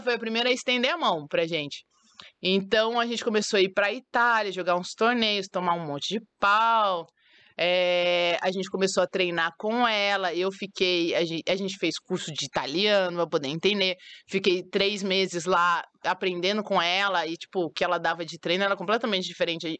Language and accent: Portuguese; Sumaré, São Paulo, Brazil; moved away as an adult; also born or lived in Rio de Janeiro; minha, minha cidade natal é Sumaré, interior de São Paulo